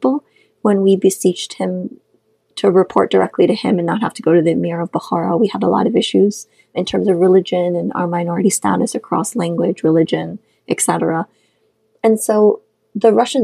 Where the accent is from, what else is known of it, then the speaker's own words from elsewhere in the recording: Khorog, Gorno-Badakhshan, Tajikistan; first language Shughni; English is a second language; moved away; I grew up in Kharag, or Korog, which is the capital of Badakhshan, the Pamir part, the mountainous part of Tajikistan